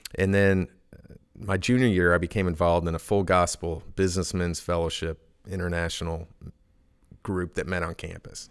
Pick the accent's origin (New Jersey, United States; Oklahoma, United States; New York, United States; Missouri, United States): Oklahoma, United States; Edmond; moved away as an adult; also born or lived in Charleston, South Carolina / James Island, South Carolina / Pittsburgh; now in Elizabeth City, United States; I grew up in Oklahoma. Edmond